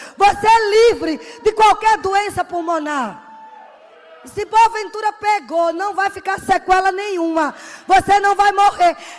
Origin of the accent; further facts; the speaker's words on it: Northeast Region, Brazil; Sou nordestina mesmo